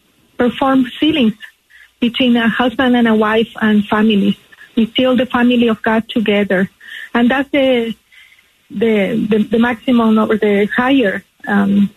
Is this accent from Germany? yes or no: no; Nicaragua; moved away; being from Latin America, I'm originally from Nicaragua